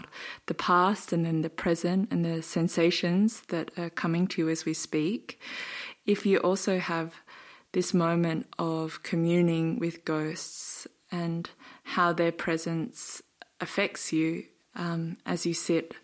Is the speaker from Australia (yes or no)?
yes; Australia; I'm Australian and a white Australian